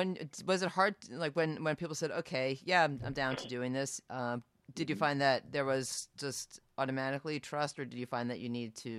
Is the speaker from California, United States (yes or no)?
no; New York, United States; now in San Francisco, United States; I'm from New York as well.